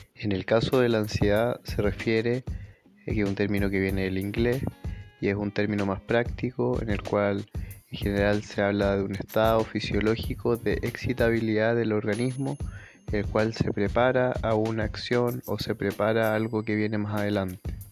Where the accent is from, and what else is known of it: Chile